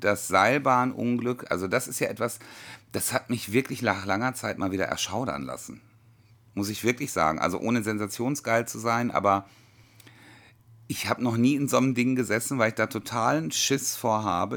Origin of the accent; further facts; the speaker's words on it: North Rhine-Westphalia, Germany; Bei uns in NRW